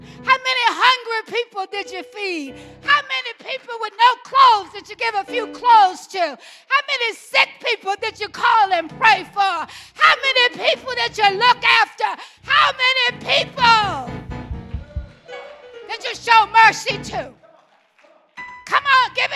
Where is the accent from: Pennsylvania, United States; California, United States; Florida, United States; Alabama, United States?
Alabama, United States; I grew up in Alabama